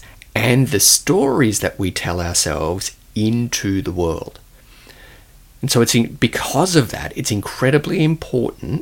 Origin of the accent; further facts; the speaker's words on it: Australia; accent: Australian; my Australian accent